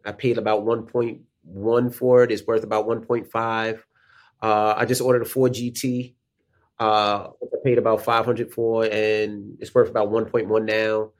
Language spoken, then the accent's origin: English; New York City, New York, United States; moved away as an adult; also born or lived in West Milford, New Jersey; As a kid growing up in Queens